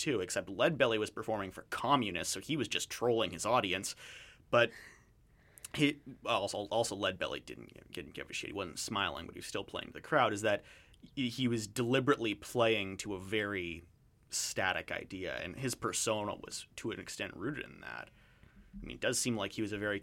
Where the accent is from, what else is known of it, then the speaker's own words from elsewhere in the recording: Canada; I'm Canadian. I've never lived in the States